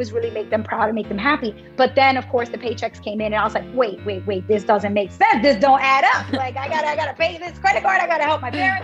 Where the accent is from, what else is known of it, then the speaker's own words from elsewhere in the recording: New York City, New York, United States; I was born and raised in Brooklyn in a neighborhood called Bushwick